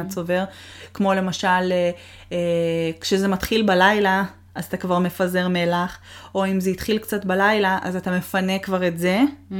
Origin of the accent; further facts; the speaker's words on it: Israel; also born or lived in Boston / Toronto; now in Seattle, United States; עזבנו את הארץ